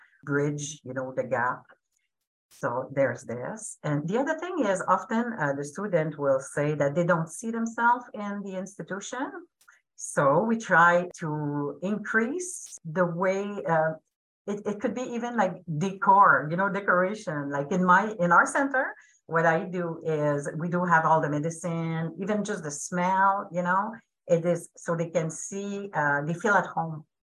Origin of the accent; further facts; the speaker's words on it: Abitibiwinni First Nation, Pikogan, Quebec, Canada; now in Ontario, Canada; I am from the First Nation Apitipiwinni